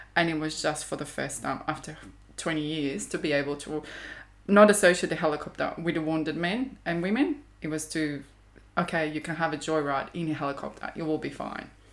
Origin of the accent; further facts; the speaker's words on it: Zagreb, City of Zagreb, Croatia; moved away as an adult; now in Australia; I was in Zagreb, capital city where I was raised and born